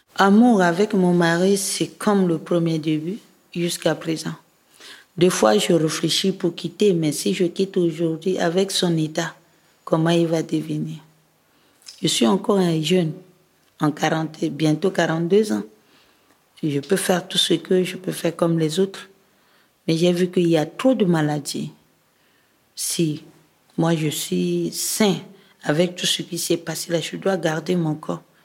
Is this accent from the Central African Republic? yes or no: yes; Bouca, Ouham, Central African Republic; now in Bangui, Central African Republic; mon village natal qui est Bouka. C'est dans la préfecture de Loam